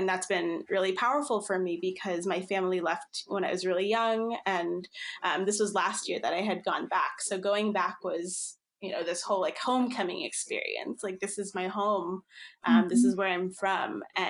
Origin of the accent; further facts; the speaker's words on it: Philippines; born there; So I think I mentioned I'm Filipino. I was born in the Philippines.